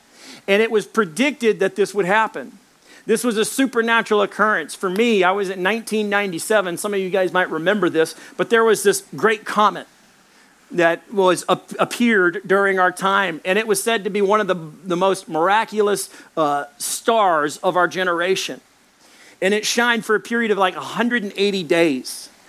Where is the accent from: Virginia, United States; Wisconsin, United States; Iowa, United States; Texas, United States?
Texas, United States; Dallas; born there; I was born in Baylor Hospital in Dallas, Texas.